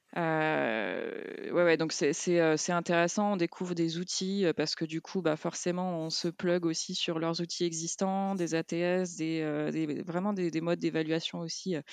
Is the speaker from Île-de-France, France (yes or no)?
no; Lyon, Auvergne-Rhône-Alpes, France; en tant que lyonnaise